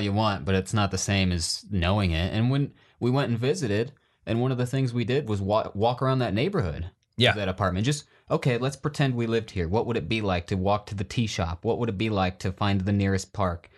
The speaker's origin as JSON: {"language": "English", "region": "Iowa", "country": "United States", "tie": "born or raised there", "said": "growing up in Iowa"}